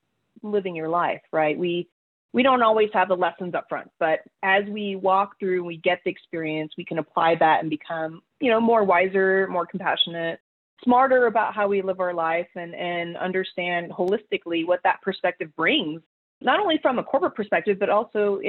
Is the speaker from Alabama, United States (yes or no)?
no; Colorado Springs, Colorado, United States; the University of Colorado, Colorado Springs, which is in my hometown